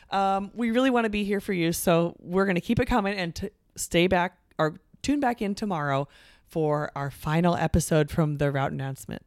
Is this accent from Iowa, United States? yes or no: yes; Coralville, Iowa, United States; this will be our sixth visit to my hometown of Coravelle